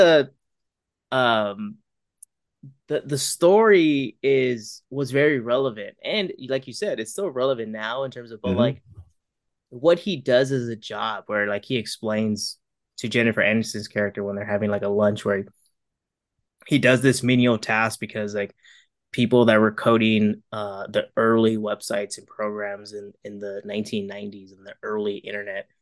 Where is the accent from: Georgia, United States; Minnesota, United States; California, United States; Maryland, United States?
California, United States; Bay Area; growing up in the Bay Area